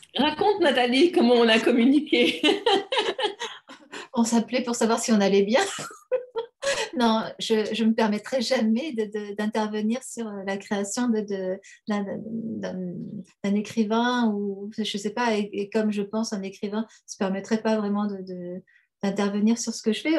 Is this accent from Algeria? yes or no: yes; Algeria; moved away; je retrouve mon enfance euh, en Algérie